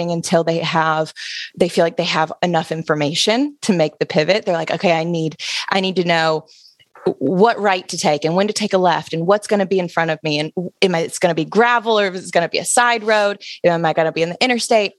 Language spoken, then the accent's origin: English; Alabama, United States; moved away; I'm originally from Alabama. So I grew up in a very small college town.